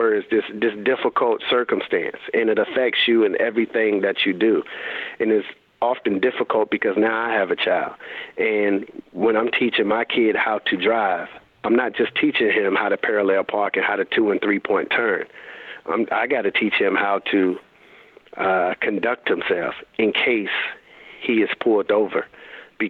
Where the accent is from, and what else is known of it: Raleigh, North Carolina, United States; born or raised there